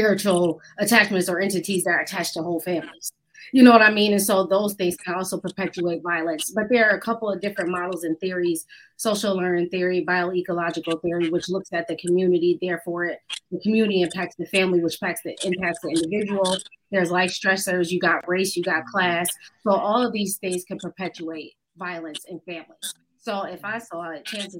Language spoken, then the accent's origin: English; Buffalo, New York, United States; moved away as an adult; now in Atlanta, United States; I'm originally from Buffalo. I'm now in Atlanta. I've been down here for 8 years.